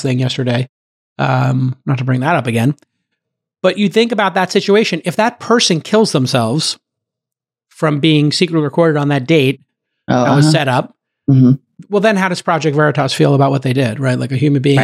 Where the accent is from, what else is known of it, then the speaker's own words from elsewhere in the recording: Ireland; I'm Irish